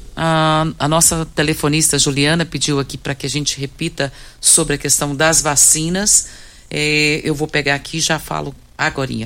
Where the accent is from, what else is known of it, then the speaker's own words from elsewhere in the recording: Goiás, Brazil; nós como goianos